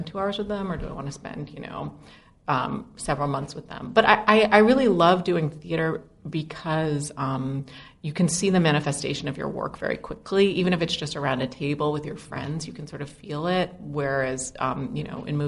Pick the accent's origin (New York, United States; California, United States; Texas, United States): New York, United States; New York City; I grew up in Brooklyn